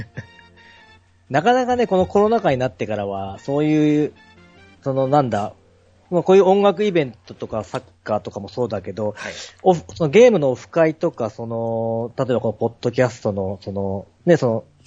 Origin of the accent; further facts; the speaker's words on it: Toyama, Japan; 地元の僕富山なんですけど